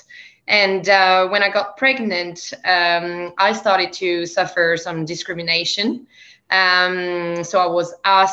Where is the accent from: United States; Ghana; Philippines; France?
France; accent: French; English is a second language; moved away as an adult; also born or lived in Canada / England; now in Australia; As people may hear from my accent, I'm actually from France. I live in Australia, in the lucky country.